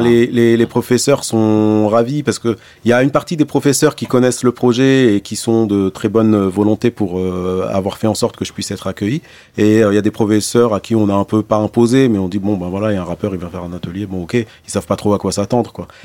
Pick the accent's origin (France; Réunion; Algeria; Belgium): Algeria; Blida, Blida Province; moved away; also born or lived in Bab El Oued, Algiers; c'est là où je suis né. Après, moi, j'ai grandi à Blida